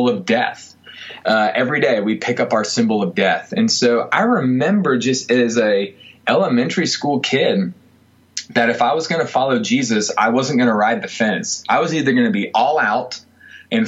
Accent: Greenville, South Carolina, United States; also born or lived in Miami, Florida / Simpsonville, South Carolina; Greenville's home for me, so it's been awesome to not only do ministry in the town that I grew up

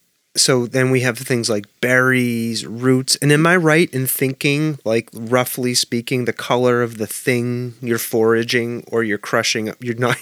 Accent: Massachusetts, United States; I grew up in Massachusetts

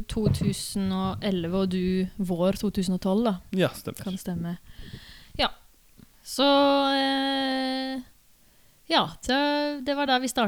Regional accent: Sola, Rogaland, Norway; Min bakgrunn, oppvekst i Sola kommune, der jeg vokste opp, eh, var jo mye musikaler og sånne ting.

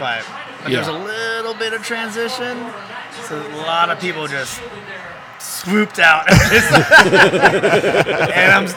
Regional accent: San Diego, California, United States; also born or lived in Los Angeles / Nashville; I grew up in San Diego, also like a great town, very relaxed

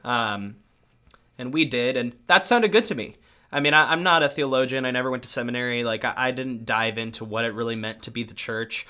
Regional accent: North County, San Diego, California, United States; I grew up in North County, San Diego, so about forty minutes north of, like, the main city area in mostly white suburbs.

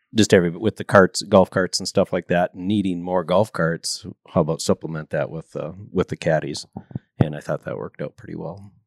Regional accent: Fargo, North Dakota, United States; raised in Fargo

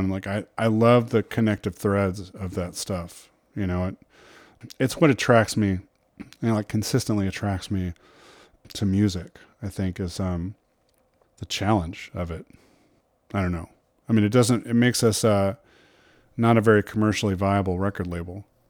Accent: Louisville, Kentucky, United States; I grew up in Louisville, Kentucky

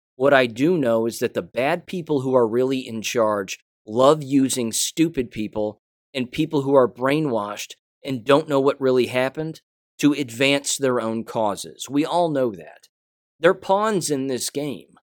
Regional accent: United States; I'm an American

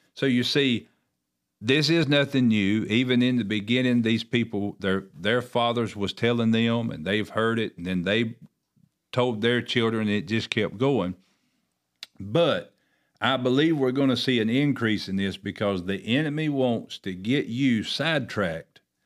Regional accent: Oakboro, North Carolina, United States; I know in our town that I grew up in here in Oakborough

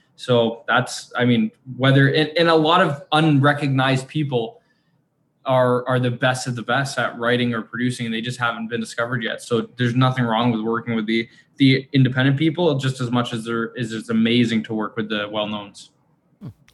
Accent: Canada; we're we're Canadian

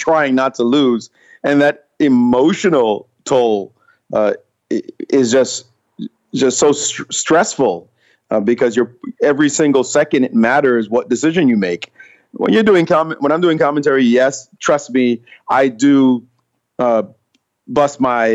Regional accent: New York City, New York, United States; also born or lived in Jamaica; a little boy from Jamaica growing up in Brooklyn

